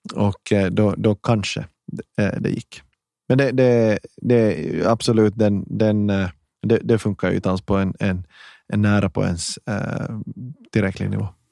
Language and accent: Swedish; Ekenäs, Uusimaa, Finland; accent: Finland Swedish; moved away as an adult; also born or lived in Hanko / Vaasa / Helsinki / Stockholm; jag är född i Hange står det på Wikipedia och i mitt pass, men jag är uppvuxen i i Ekenäs. Jag flyttade dit när jag var några år gammal